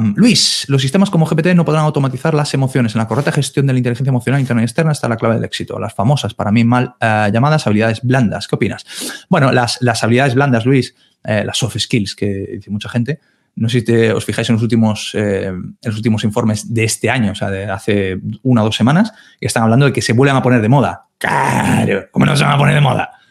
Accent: Galicia, Spain; yo soy de Galicia

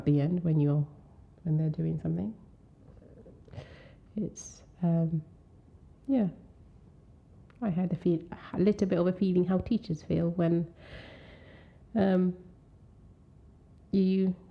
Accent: Tanzania; first language Swahili; English is a second language; moved away; Mimi ni Mtanzania ninaongea Kiswahili

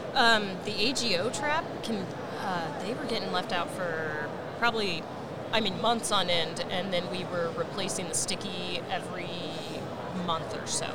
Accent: Washington, United States; a kid from Washington State

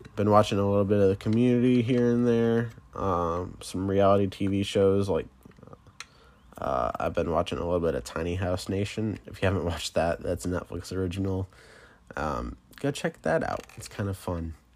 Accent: Michigan, United States; I am from the Mitten, um, Michigan.

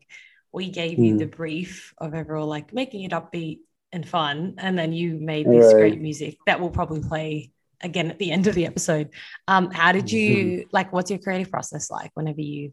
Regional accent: Australia; now in Singapore; I'm an Australian young woman who is based in Singapore

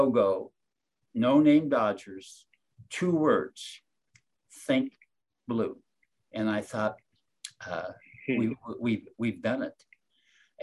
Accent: Ohio, United States; moved away; also born or lived in Los Angeles; I was born and raised in Ohio

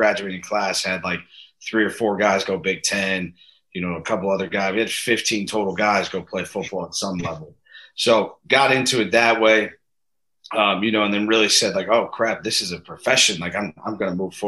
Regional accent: Pickerington, Ohio, United States; moved away as an adult; now in New York, United States; I'm from Columbus, Ohio, a suburb of it called Pickerington, Ohio

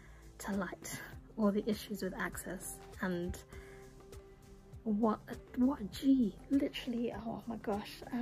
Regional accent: England, United Kingdom; maybe it's me being British and being English

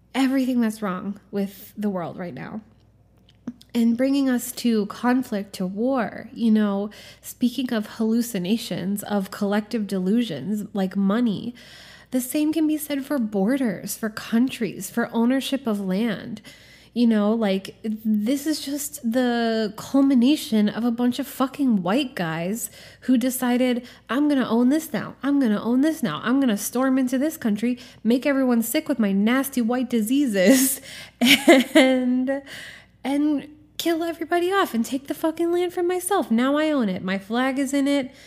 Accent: Norfolk, Virginia, United States; I grew up in Norfolk, Virginia, which is a military town.

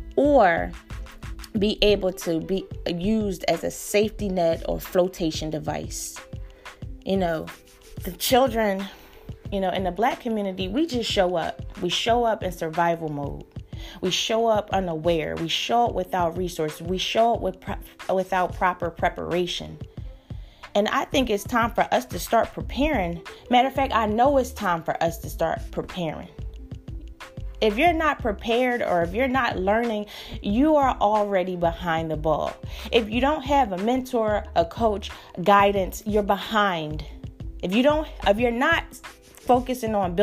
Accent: Philadelphia, Pennsylvania, United States; I grew up in North Philly, in my neighborhood

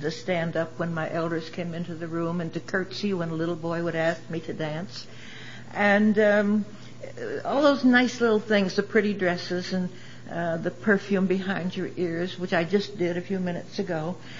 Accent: Kingston, Pennsylvania, United States; born there; I'm from Pennsylvania originally. I was born in a town called Kingston, Pennsylvania, near Wilkes-Barre, Scranton area.

